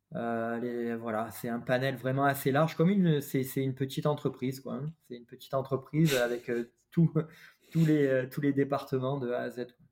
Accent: Avignon, Provence-Alpes-Côte d'Azur, France; moved away; also born or lived in Paris / Valenciennes; je suis originaire euh, du sud de la France, vers Avignon

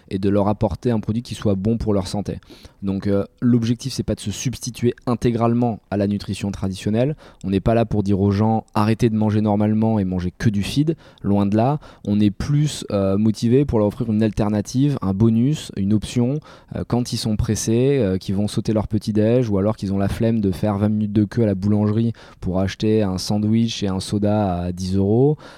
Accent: Bordeaux, Nouvelle-Aquitaine, France; accent: Bordeaux; je suis né {S1} à Bordeaux, un euh, bordelais. Un bordelais.

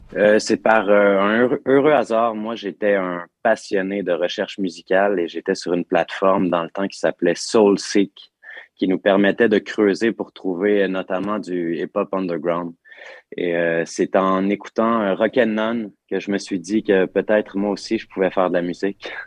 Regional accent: Quebec, Canada; l'endroit où j'ai grandi

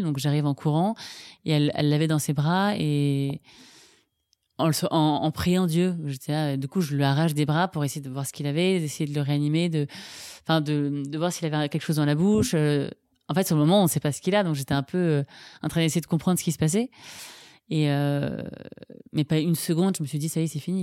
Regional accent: Ville-d'Avray, Île-de-France, France; J'ai grandi à Ville-d'Avray

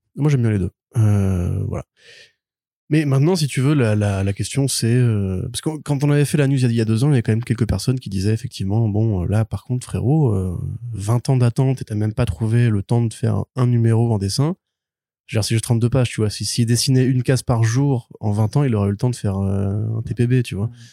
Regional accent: France; on est français

